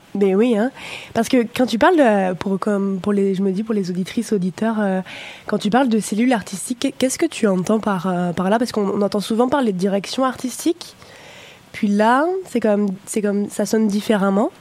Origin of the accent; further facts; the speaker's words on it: France; now in Canada; je suis française